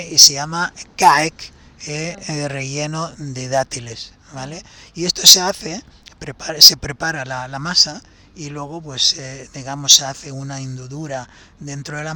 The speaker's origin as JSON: {"language": "Spanish", "country": "Palestine", "said": "Porque ese es el aceite lo que me hace recordar el sabor del aceite de mi tierra, con ese picorcito que tiene eh, eh, cuando lo tomas allí extra virgen y recién hecho, es exquisito."}